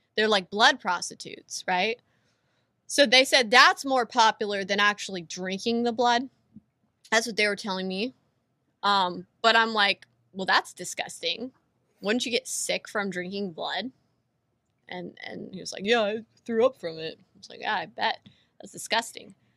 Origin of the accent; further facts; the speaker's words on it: California, United States; I was born and raised in California